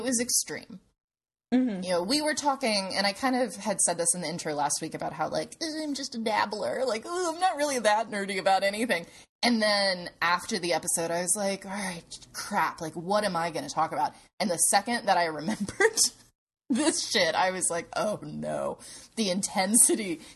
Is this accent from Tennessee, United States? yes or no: yes; Clarksville, Tennessee, United States; where I grew up in Clarksville, Tennessee.